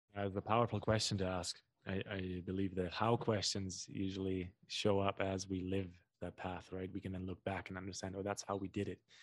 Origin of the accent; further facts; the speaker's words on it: Germany; English is a second language; moved away as an adult; also born or lived in North America; now in Brazil; my, my German ears